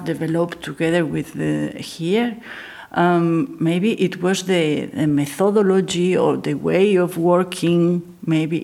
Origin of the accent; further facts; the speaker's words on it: Gijón, Asturias, Spain; I'm from Gijón, so I'm from here